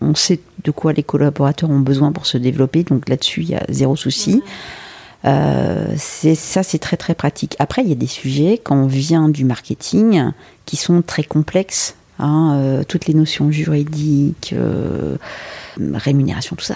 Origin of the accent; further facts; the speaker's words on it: Brittany, France; also born or lived in Lille; now in Paris, France; je suis originaire de Bretagne